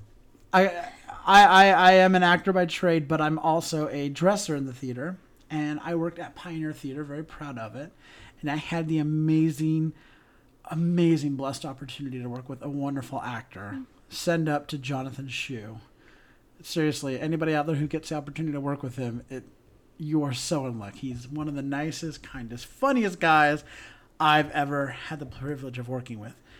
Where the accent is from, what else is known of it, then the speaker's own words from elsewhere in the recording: Salt Lake City, Utah, United States; I'm from Salt Lake City